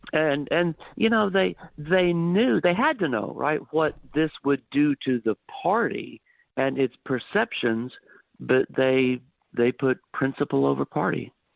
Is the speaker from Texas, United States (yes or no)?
yes; Dallas, Texas, United States; also born or lived in Missouri / North Carolina; was born and raised in the Dallas area here in Texas.